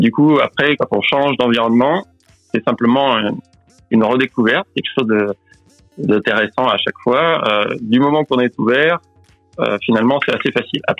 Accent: Nouvelle-Aquitaine, France; moved away as an adult; also born or lived in Tokyo, Japan; moi, je viens euh, de la Creuse en France. Euh, et puis, bah, je me suis expatrié vers 24 ans.

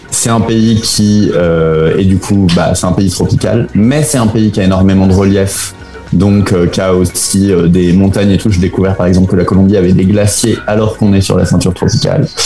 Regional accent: France; moved away as an adult; also born or lived in Spain / Belgium / Chile; ça fait déjà 8-9 ans que je suis parti de France et que je suis pas vraiment retourné à part pour voir la famille et manger un peu de fromage.

